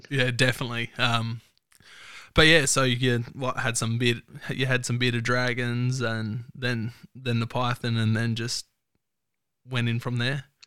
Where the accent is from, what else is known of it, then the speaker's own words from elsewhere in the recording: Mount Torrens, South Australia, Australia; I grew up in Mount Torrens, so nice, nice and close.